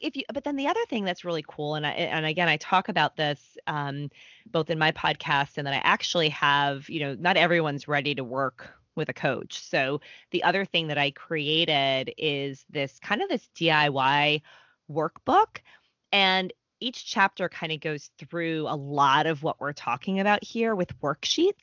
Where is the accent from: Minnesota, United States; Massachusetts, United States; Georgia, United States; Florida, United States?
Massachusetts, United States; Boston; now in New York, United States; I'm from the Boston area. I live in New York.